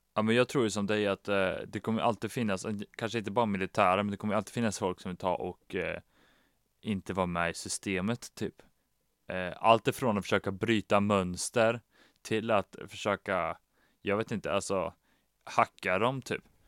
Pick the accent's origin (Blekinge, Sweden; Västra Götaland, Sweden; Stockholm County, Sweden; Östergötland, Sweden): Västra Götaland, Sweden; nu kommer vi från Västra Götaland